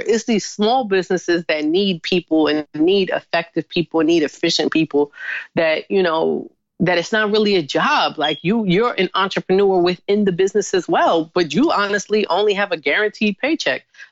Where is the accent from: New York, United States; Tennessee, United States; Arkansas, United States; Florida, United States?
New York, United States; New York City; being in Harlem, growing up in Harlem